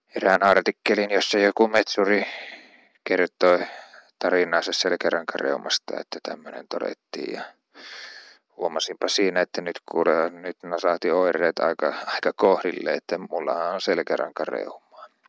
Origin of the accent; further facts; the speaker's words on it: Uurainen, Central Finland, Finland; also born or lived in Jyväskylä; Keski-Suomessa, josta olen kotoisin